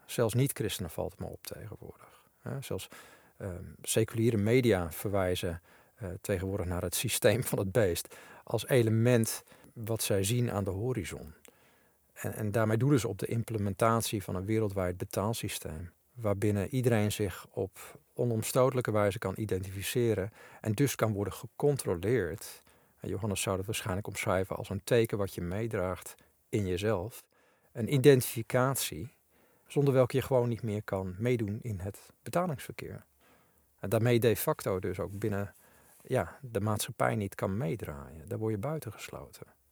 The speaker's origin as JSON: {"language": "Dutch", "country": "Netherlands", "said": "ik vroeger nog als typische Nederlander getraind was"}